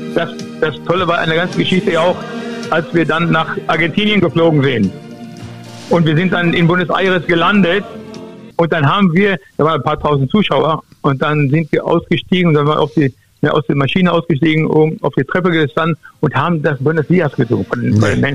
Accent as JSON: {"language": "German", "region": "North Rhine-Westphalia", "country": "Germany", "also_born_or_lived": "Duisburg", "moved": "as an adult", "said": "Ich komme mal hier aus dem Westfälischen."}